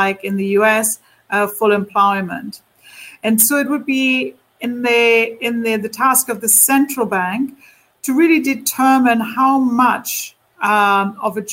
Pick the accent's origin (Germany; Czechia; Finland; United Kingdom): Germany; my home country, Germany.